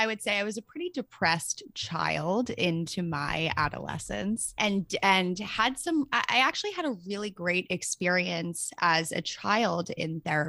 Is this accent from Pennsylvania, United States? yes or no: yes; Philadelphia, Pennsylvania, United States; Yes. I'm from Philly. Come on my podcast.